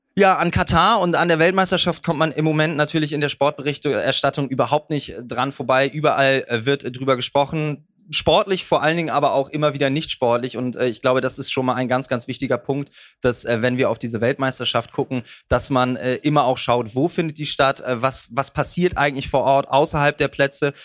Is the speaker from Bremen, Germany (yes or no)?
yes; Bremen, Germany; als Bremer